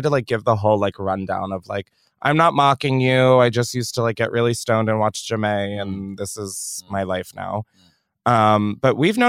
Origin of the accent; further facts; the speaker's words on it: Australia; accent: Australian; I'm just saying in terms of my Australian accent. It is going to fly left and right, and it's going to come in and out just like that.